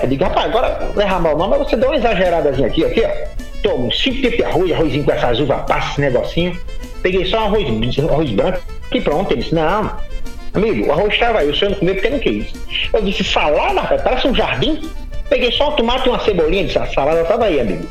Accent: Santo Antônio, Rio Grande do Norte, Brazil; eu sou de Santo Antônio de da Onça

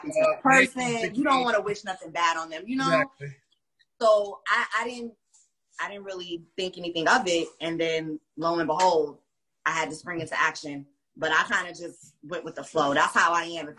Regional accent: Wilmington, North Carolina, United States; also born or lived in Brooklyn, New York; Not so much raised in Brooklyn, but so came to North Carolina, and I went to E.A. Laney High School

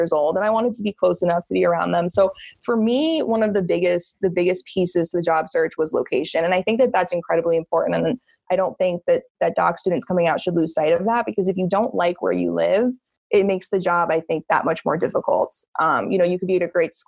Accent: New Jersey, United States; moved away as an adult; also born or lived in Florida / Colorado; I am from New Jersey originally

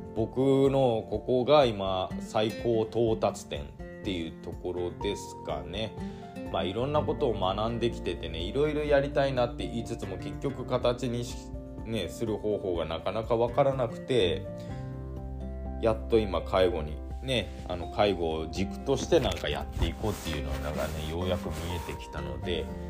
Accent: Hirado, Nagasaki, Japan; moved away as an adult; also born or lived in Aichi Prefecture; 長崎県平戸市っていうところで生まれ育って高校卒業してからあの工場にね就職するために愛知県の方に

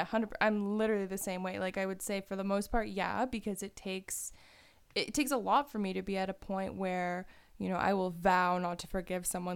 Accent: just outside of Toronto, Ontario, Canada; moved away as an adult; now in Waterloo, Canada; where I grew up was just outside of Toronto

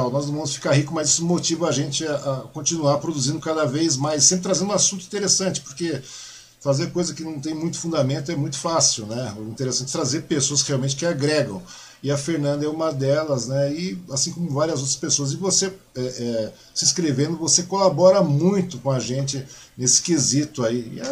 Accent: Mogi das Cruzes, São Paulo, Brazil; parabenizar minha cidade natal, que é Mogi das Cruzes, né? minha querida Mogi das Cruzes, pelos seus 461 anos, né?

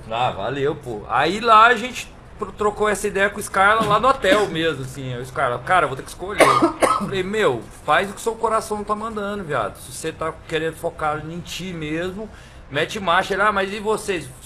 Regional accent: Goiânia, Goiás, Brazil; Ele é de Teresina, ele é, ele é do Rio e eu sou de Goiânia.

